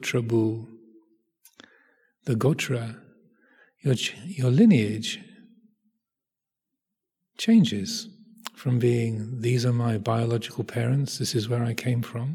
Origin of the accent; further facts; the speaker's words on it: England, United Kingdom; I'm 64 years old. I was born in England